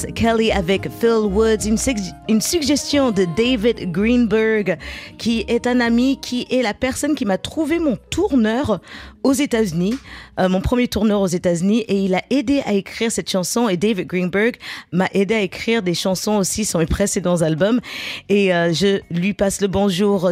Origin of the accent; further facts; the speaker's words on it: Garges-lès-Gonesse, Île-de-France, France; j'ai grandi à Garges-les-Gonesses, en banlieue parisienne